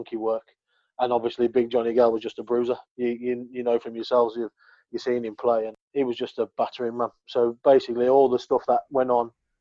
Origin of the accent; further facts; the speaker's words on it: Birmingham, West Midlands, United Kingdom; accent: thick Brummie; my thick Brummie accent